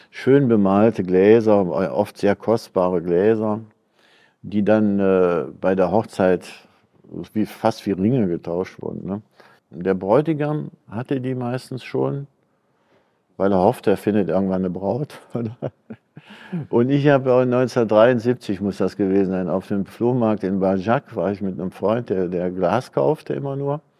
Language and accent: German; North Rhine-Westphalia, Germany; born there; Und ich bin im Wald, 51 im Wald geboren, also am Waldrand in so einem Finzendorf im Teutoburger Wald.